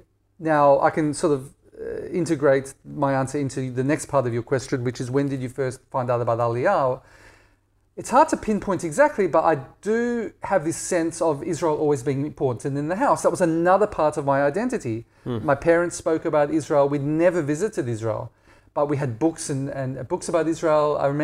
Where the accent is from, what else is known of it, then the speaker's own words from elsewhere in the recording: Perth, Western Australia, Australia; So living in Perth was idyll